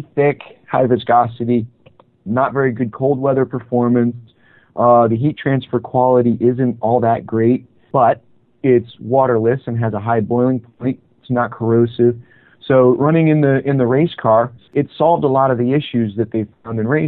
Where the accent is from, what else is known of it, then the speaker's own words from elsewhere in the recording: Connecticut, United States; I grew up in Connecticut, next to the Lime Rock Racetrack in the northwest corner